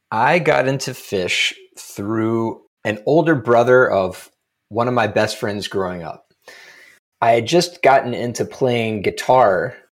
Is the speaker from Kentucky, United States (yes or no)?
yes; Lexington, Kentucky, United States; moved away as an adult; also born or lived in Evanston, Illinois; as a kid growing up in Lexington, Kentucky